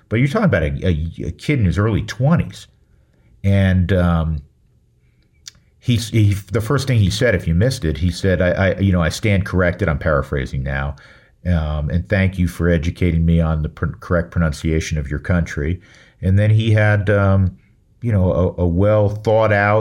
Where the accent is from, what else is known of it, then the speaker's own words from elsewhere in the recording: Westchester County, New York, United States; moved away; I grew up in Westchester County, north of Manhattan